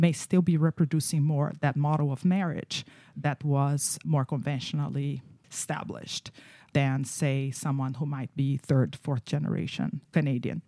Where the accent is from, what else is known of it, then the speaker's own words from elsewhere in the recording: Brazil; moved away; I grew up in Brazil